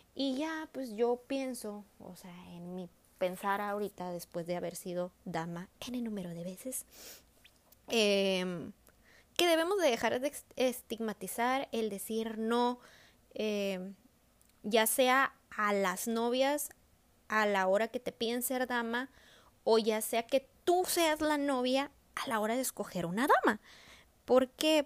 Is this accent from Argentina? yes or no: no; northern Mexico, Mexico; nosotros que somos norteñas, o sea, que vivimos acá en el norte del país, nosotros jugábamos a las bodas de chiquitas